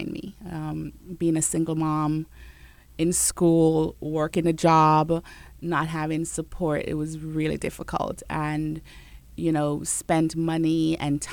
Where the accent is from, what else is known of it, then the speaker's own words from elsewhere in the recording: Jamaica; I'm Jamaican